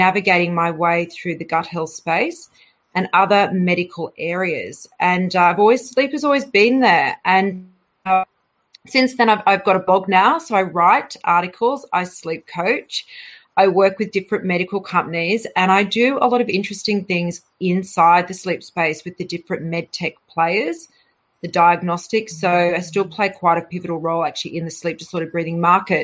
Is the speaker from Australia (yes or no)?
yes; Australia; moved away as an adult; also born or lived in London, United Kingdom; I left, you know, Australia in 2002, and I travelled to the UK